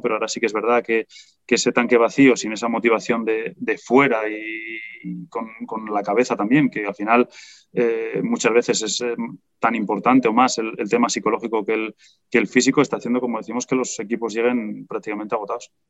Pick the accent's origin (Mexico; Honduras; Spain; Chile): Spain; siendo español